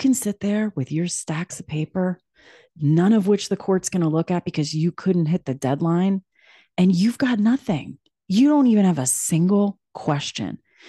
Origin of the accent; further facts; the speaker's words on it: New York City, New York, United States; I came from New York City where I'm like, listen, our people in New York City might be jacked up, but like, you know what you're dealing with.